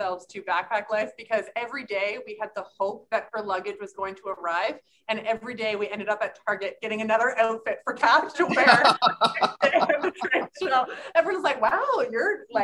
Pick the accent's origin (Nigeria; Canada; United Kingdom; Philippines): Canada; East Coast of Canada; we're from the East Coast of Canada